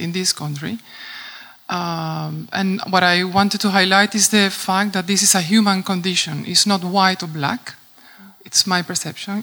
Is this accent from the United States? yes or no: no; Venezuela; moved away as an adult; now in Netherlands; I'm coming from Venezuela. I live already for 14 years in the Netherlands, and I experienced both worlds somehow being raised in my own country